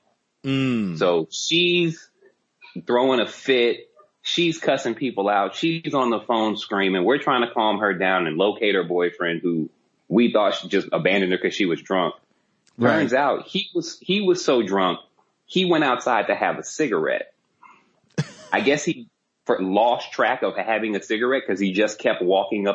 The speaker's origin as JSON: {"language": "English", "town": "College Station", "region": "Texas", "country": "United States", "tie": "born or raised there", "also_born_or_lived": "Chicago, Illinois", "moved": "as an adult", "lives_now": "Los Angeles, United States", "said": "I was born in Chicago, but I grew up the majority of my life in Texas"}